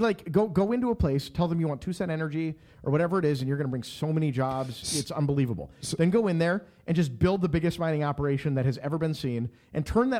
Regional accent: Shakopee, Minnesota, United States; I come from Shakopee, Minnesota.

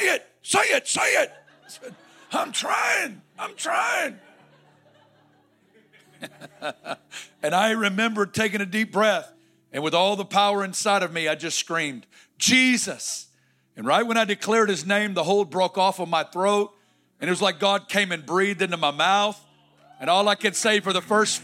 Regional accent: Northwest Arkansas, United States; I'm from Northwest Arkansas

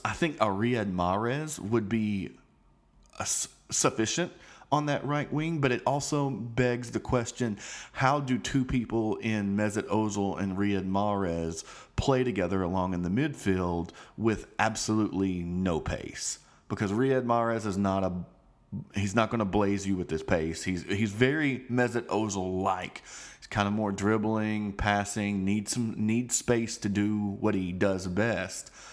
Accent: United States; I'm an American

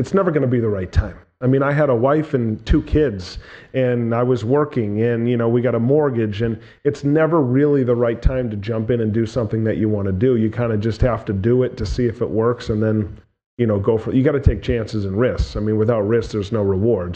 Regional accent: New Hampshire, United States; born and raised in New Hampshire

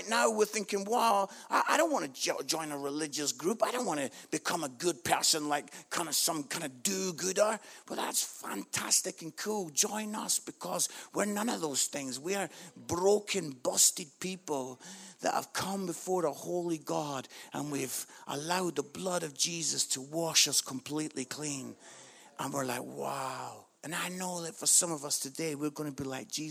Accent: United Kingdom; we're British

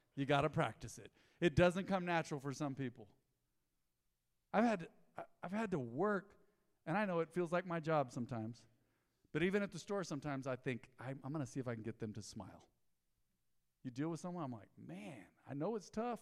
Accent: Roswell, United States; our church growing up in Roswell

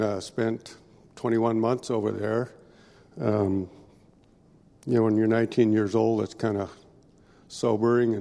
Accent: Veneta, Oregon, United States; also born or lived in Eugene, Oregon; I was born down in Eugene, here in Oregon, and that means I'm a duck, not a beaver, and so I grew up in this little town of Veneta, which is outside of Eugene

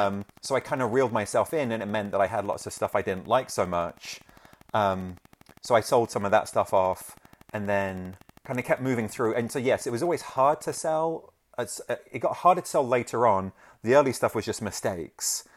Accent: London, United Kingdom; I grew up in London, um, that's where I'm from

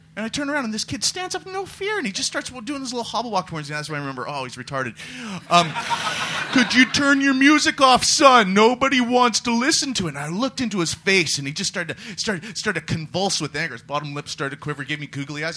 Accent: Canada; now in London, United Kingdom; the foreigners, like myself, I'm Canadian

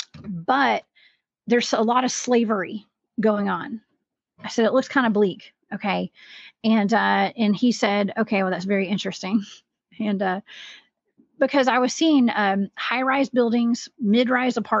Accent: American South, Southern United States, United States; accent: Southern; my Southern pronunciation

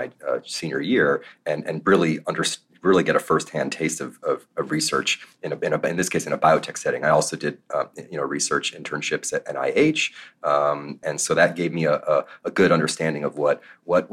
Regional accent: North Miami Beach, Florida, United States; moved away; my story begins in South Florida, in the suburbs of Miami, in North Miami Beach

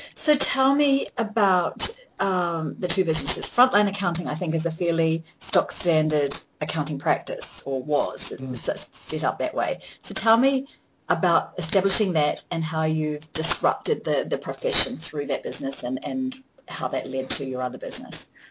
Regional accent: New Zealand; I'm a New Zealander, a Kiwi

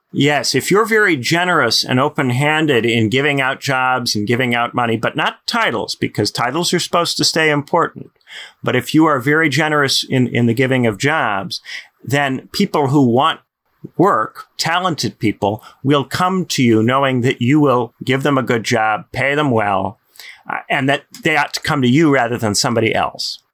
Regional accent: United States; I'm American

